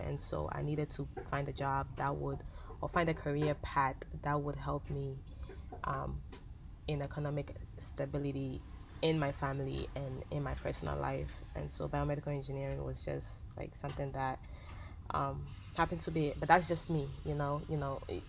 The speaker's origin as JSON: {"language": "English", "country": "Ghana", "tie": "born or raised there", "moved": "yes", "said": "I was born and raised in Ghana"}